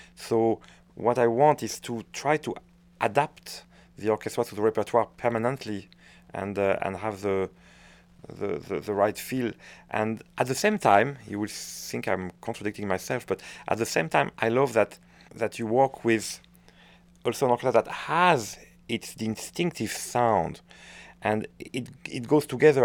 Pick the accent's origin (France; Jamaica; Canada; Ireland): France; accent: French; English is a second language; moved away; also born or lived in Waterloo, Belgium; I'm a Frenchman